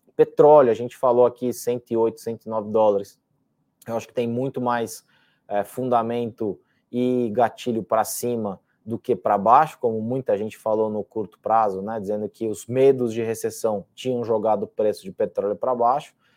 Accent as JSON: {"language": "Portuguese", "region": "São Paulo", "country": "Brazil", "tie": "born or raised there", "said": "meu pai é espanhol e eu estudei num colégio espanhol aqui em São Paulo, então diria que é a minha segunda língua é espanhol, porque convivi com ela durante quase 15 anos"}